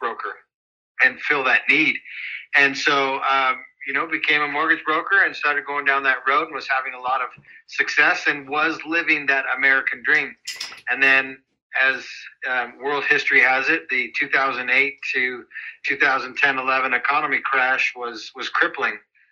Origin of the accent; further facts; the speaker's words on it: Calgary, Alberta, Canada; moved away as an adult; now in United States; I'm actually originally from Calgary, Alberta, Canada